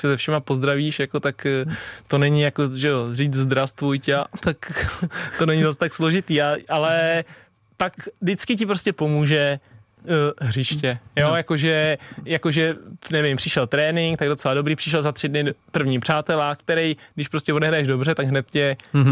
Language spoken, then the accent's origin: Czech; Tuchlovice, Central Bohemian Region, Czechia; já jsem vlastně hrával jako malej za Stochov, protože u nás v Tuchlovicích ještě nebyly takovýhle prckové